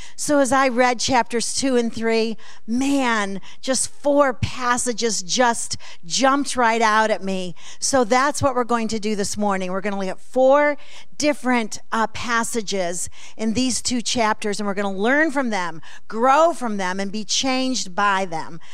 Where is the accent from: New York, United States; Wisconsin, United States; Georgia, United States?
New York, United States; Alabama Center; now in Oklahoma City, United States; I was born and raised in Alabama Center